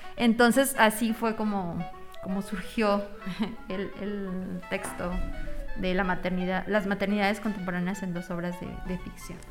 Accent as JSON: {"language": "Spanish", "country": "Mexico", "said": "yo mexicana en, Argentina"}